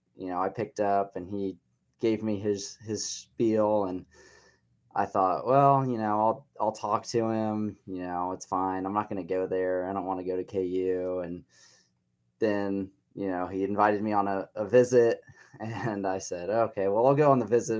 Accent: Columbia, Missouri, United States; moved away as an adult; now in Lawrence, United States; I was born in Columbia, raised in Columbia

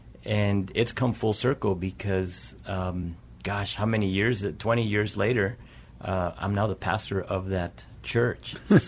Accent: Las Cruces, New Mexico, United States; moved away as an adult; also born or lived in Albuquerque, New Mexico; now in San Antonio, United States; I'm from New Mexico originally. Grew up in the Las Cruces area, moved to Albuquerque when I was fresh out of high school.

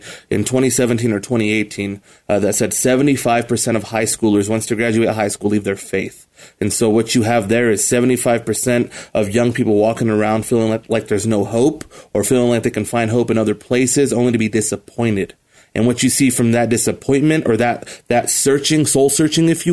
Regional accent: Colorado Springs, Colorado, United States; I grew up here in Colorado Springs. I'm a native

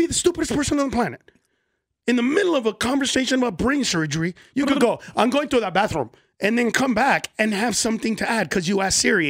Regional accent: California, United States; I'm from California.

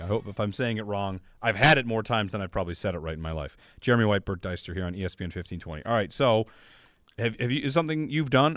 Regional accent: Auburn, New York, United States; my hometown, Auburn

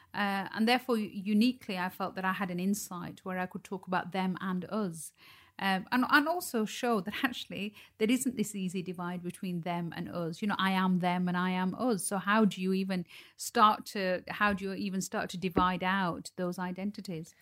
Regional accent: Dewsbury, Yorkshire and the Humber, United Kingdom; Dewsbury, where I was born and raised

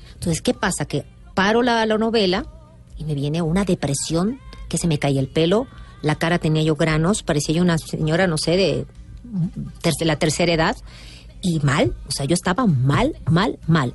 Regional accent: Mexico; soy, costeña

